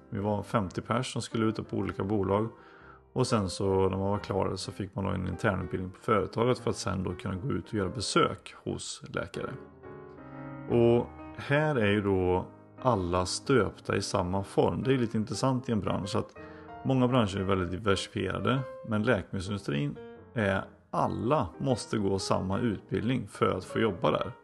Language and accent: Swedish; Floby, Västra Götaland, Sweden; i Floby då växte jag upp